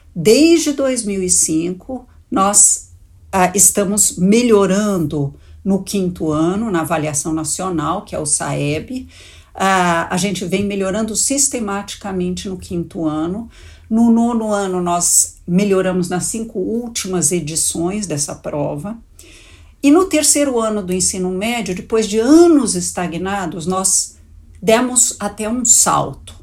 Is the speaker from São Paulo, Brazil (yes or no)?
yes; São Paulo, Brazil; born or raised there